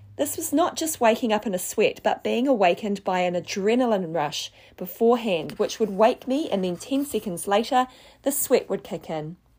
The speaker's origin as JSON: {"language": "English", "region": "Wellington", "country": "New Zealand", "tie": "born or raised there", "also_born_or_lived": "Southeast Asia", "moved": "as an adult", "said": "I grew up in Wellington, New Zealand"}